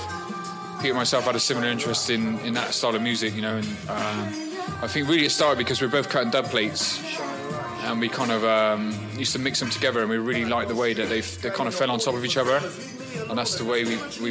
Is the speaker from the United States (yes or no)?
no; Bristol, South West England, United Kingdom; We're from Bristol, England.